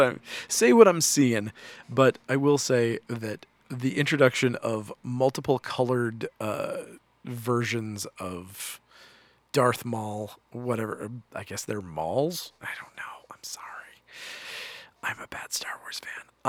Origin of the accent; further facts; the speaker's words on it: United States; I, as an American